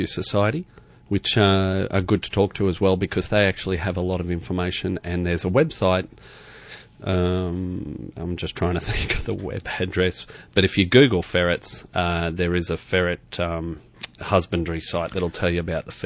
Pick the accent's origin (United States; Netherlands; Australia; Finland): Australia; Queensland; moved away as an adult; I grew up in Queensland and went to university in Queensland